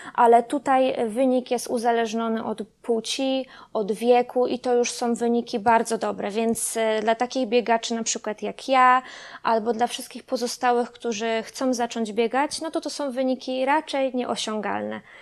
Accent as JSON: {"language": "Polish", "town": "Kostrzyn nad Odrą", "region": "Lubusz Voivodeship", "country": "Poland", "tie": "born or raised there", "said": "Na stałe mieszkam od urodzenia w Kostrzynie nad Odrą"}